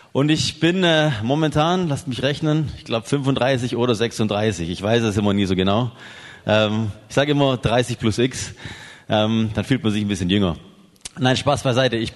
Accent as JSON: {"language": "German", "town": "Biberach", "region": "Baden-Württemberg", "country": "Germany", "said": "ursprünglich komme ich aus Biberach bei Ulm. Sagt, sagt es jemandem was? Biberach südlich von Ulm."}